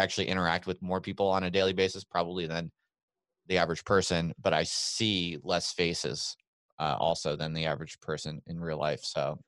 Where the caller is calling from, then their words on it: Albuquerque, New Mexico, United States; I am in Albuquerque, New Mexico.